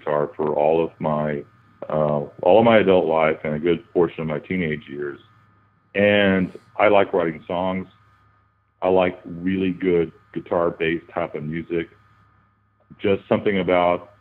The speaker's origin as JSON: {"language": "English", "town": "San Antonio", "region": "Texas", "country": "United States", "tie": "born or raised there", "said": "I'm a South Texas boy born and raised in San Antonio, Texas"}